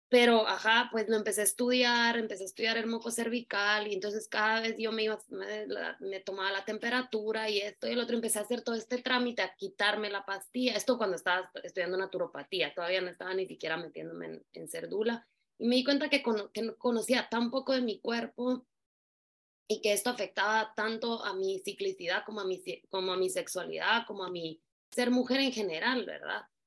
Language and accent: Spanish; Guatemala; moved away as an adult; also born or lived in New York / Russia / Italy / Spain; Soy guatemalteca